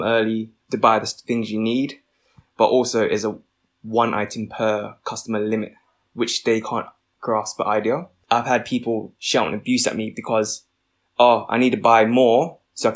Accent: London, United Kingdom; I'm a British-born Vietnamese pharmacist

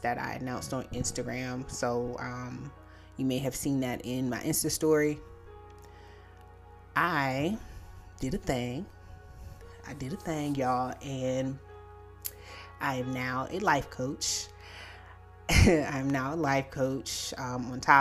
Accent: Virginia, United States; my home state, and that's Virginia

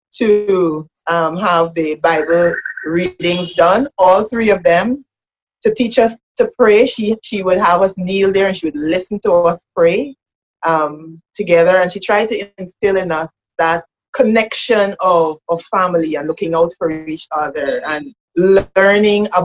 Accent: Georgetown, Demerara-Mahaica, Guyana; I am from Georgetown, Guyana. I'm from the capital of Guyana.

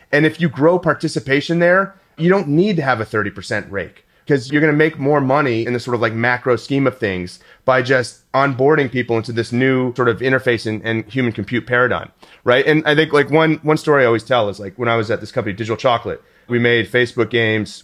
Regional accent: Houston, Texas, United States; moved away; I was from Houston.

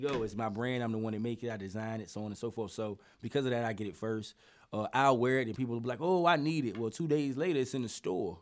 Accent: Norfolk, Virginia, United States; I am from Poplar Halls, and you know I I got a lot of ties to Park Place too.

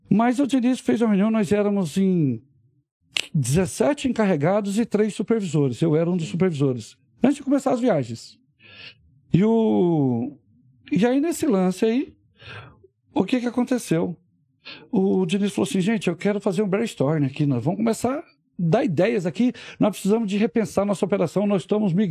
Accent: Rio de Janeiro, Brazil; Todo mundo pensa que eu sou mineiro. Eu sou chamado mineiro, né? eu sou carioca, cara.

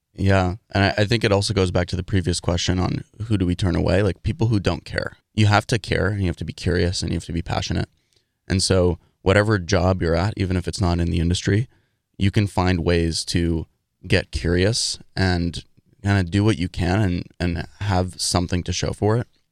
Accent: New York City, New York, United States; moved away as an adult; also born or lived in Dartmouth; I grew up in New York City, in Manhattan, living in an apartment, taking the subway to school

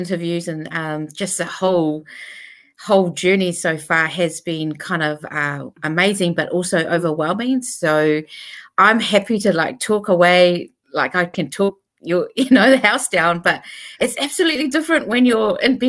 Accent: Auckland, New Zealand; moved away as an adult; also born or lived in Tonga; now in Wellington, New Zealand; migrated to New Zealand when I was really young, around 3 years old. Migrated to New Zealand, Auckland. So I grew up in Auckland, in central Auckland

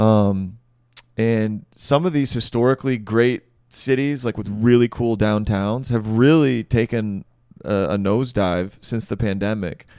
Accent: Michigan, United States; moved away as an adult; now in Greenville, United States; I'm from Michigan originally.

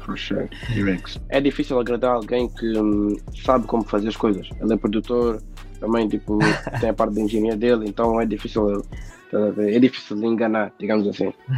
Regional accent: Portugal; tenho 19 anos, nasci em Portugal.

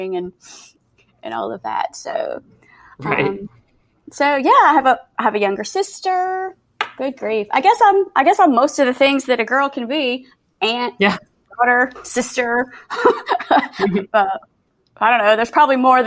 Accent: Macon, Georgia, United States; moved away as an adult; now in Austin, United States; I am originally from Georgia. I grew up in the Macon area of Georgia, and I now live in Austin.

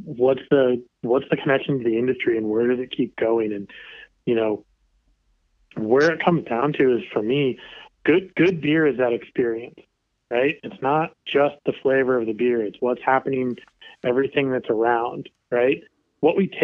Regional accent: Kansas City, United States; I grew up in Kansas City

